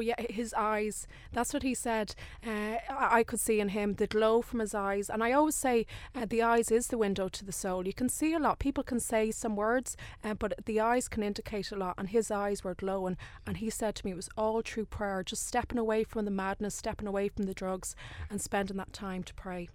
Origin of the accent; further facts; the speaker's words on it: Dublin, Leinster, Ireland; I'm actually from Dublin